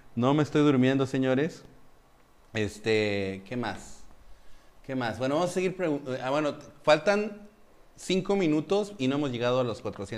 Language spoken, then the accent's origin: Spanish; Mexico City, Mexico; moved away as an adult; now in Dominican Republic; yo soy de la Ciudad de México